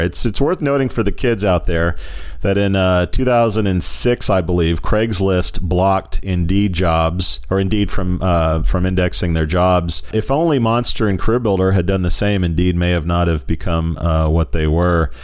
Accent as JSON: {"language": "English", "country": "United States", "said": "as an American"}